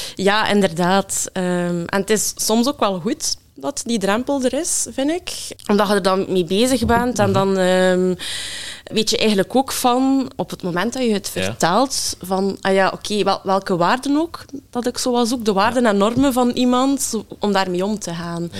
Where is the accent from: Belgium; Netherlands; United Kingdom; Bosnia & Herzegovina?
Belgium; Ghent, Flanders; ik ben afkomstig uit Gent